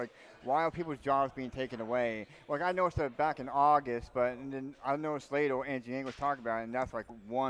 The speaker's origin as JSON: {"language": "English", "region": "southeast Iowa", "country": "United States", "also_born_or_lived": "Ames, Iowa", "said": "I am from Ames, Iowa, originally from the southeast of Iowa."}